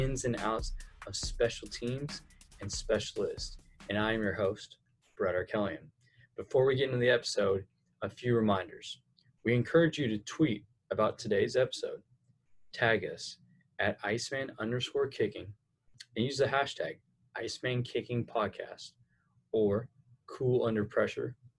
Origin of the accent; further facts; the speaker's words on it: Fresno, California, United States; I'm from Fresno, California